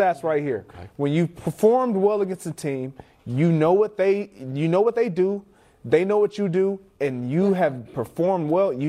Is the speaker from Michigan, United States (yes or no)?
yes; Michigan, United States; Look, I'm from Michigan.